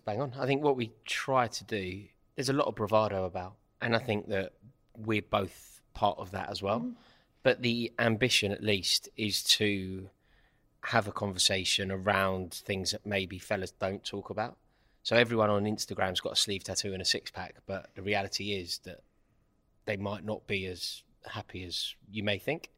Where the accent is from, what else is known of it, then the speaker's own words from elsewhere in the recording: London, United Kingdom; life growing up in Stratford without a father and growing up in Kilburn without a father